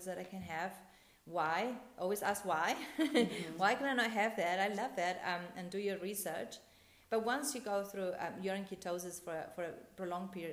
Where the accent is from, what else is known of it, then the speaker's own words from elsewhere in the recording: Argentina; I'm from Argentina